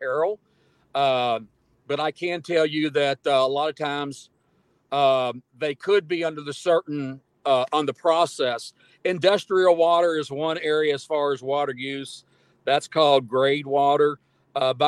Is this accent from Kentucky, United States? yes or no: yes; Kentucky, United States; when I grew up in Kentucky